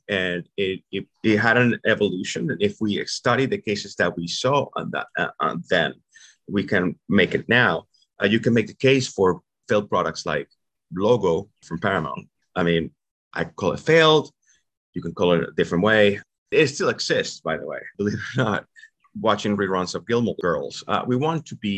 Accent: Venezuela; English is a second language; moved away as an adult; also born or lived in New York; now in United States

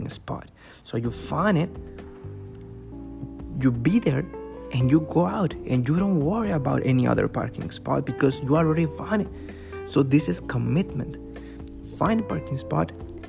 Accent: Mexico; now in Canada; I'm from Mexico, but I live in Canada.

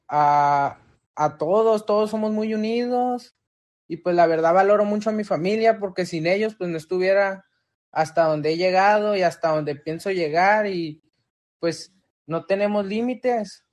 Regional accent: Tijuana, Baja California, Mexico; also born or lived in Guadalajara, Jalisco; Yo pues no soy originario de aquí, yo nací en Guadalajara, Jalisco, pero la mayoría de mi de tiempo ya me he estado aquí pues desde los, desde los dos años que mis padres se vinieron para acá y pues ya, como quien dice, ya soy originario de Tijuana

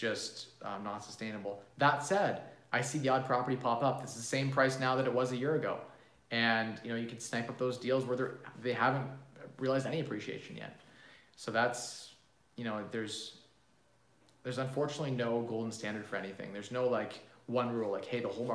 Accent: Canada; As a Canadian

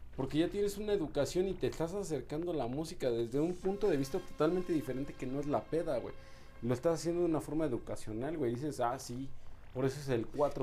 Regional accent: Mexico; uno de los mejores actores que tenemos en México

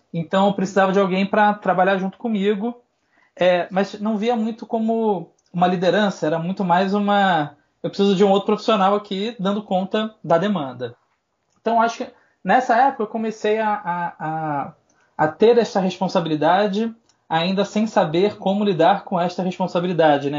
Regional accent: Rio de Janeiro, Brazil; moved away as an adult; now in São Paulo, Brazil; sou carioca

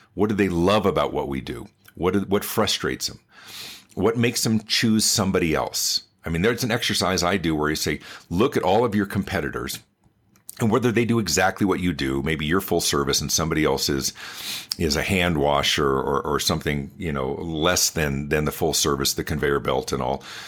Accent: Denver, Colorado, United States; also born or lived in Los Angeles, California; I was born in Los Angeles, but grew up in the Denver area

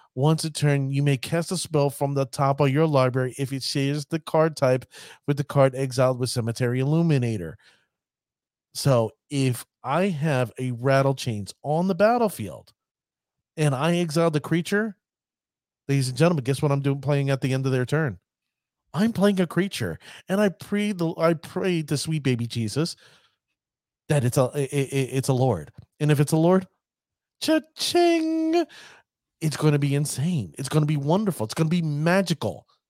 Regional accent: United States; I'm an American

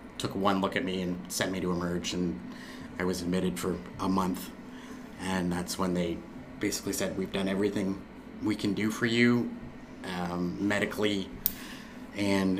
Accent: Moncton, New Brunswick, Canada; I was born here in Moncton

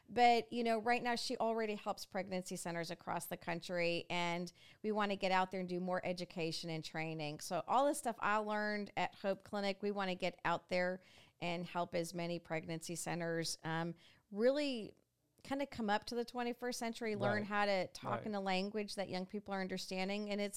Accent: New York, United States; now in Dixon, United States; I was this Yankee from New York

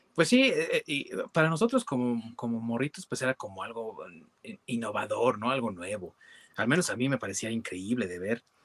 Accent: Mexico; en nuestro país, acá en México

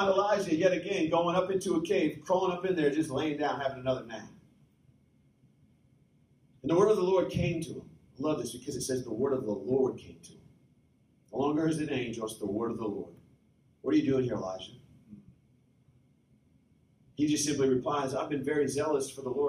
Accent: Breckenridge, Colorado, United States; I was born in Colorado. Grew up in Breckenridge or just outside

